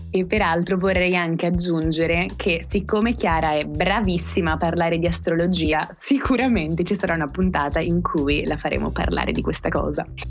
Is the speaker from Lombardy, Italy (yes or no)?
yes; Val Seriana, province of Bergamo, Lombardy, Italy; io vengo dall'estremo nord Italia, precisamente da Bergamo, ma in realtà non è così precisa come indicazione perché abito in Val Seriana, cioè in un paesino in provincia di Bergamo